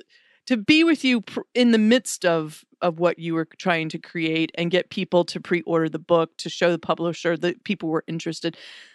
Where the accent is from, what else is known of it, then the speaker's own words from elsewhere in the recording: Wilmington, North Carolina, United States; Wilmington, North Carolina, because I want to do it in my hometown